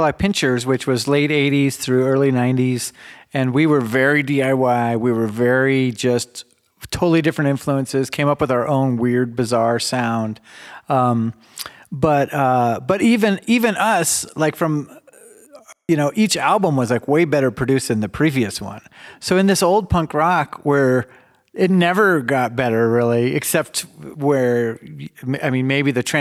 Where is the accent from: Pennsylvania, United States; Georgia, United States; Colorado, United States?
Colorado, United States; Denver; growing up in Denver